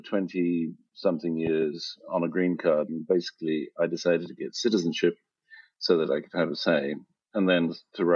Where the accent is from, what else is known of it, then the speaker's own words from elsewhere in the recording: South Africa; moved away; also born or lived in United Kingdom / Italy / United States; I was born in South Africa and educated in the UK.